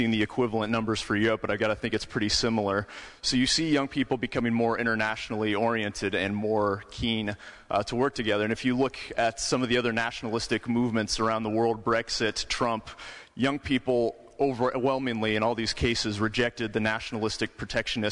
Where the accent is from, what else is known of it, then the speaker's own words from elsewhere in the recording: United States; I'm American